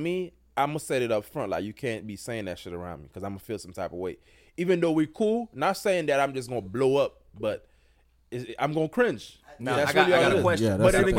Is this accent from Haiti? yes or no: yes; Haiti; moved away; also born or lived in Miami, Florida; I was born in Haiti.